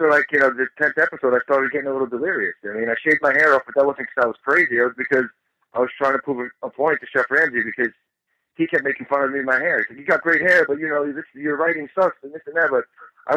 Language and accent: English; Long Island, New York, United States; I'm originally from New York, born and raised in Long Island, New York